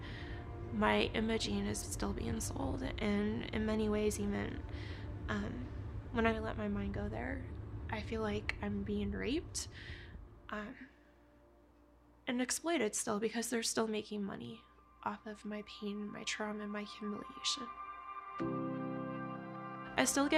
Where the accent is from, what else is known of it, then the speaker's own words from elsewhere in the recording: Canada; I'm originally from Canada